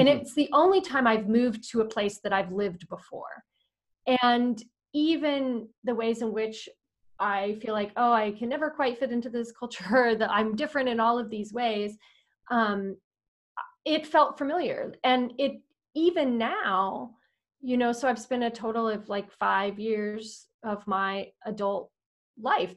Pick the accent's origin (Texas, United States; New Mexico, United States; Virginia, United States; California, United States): Texas, United States; Austin; moved away as an adult; also born or lived in Madagascar; I'm from Austin, Texas, and I I love Austin.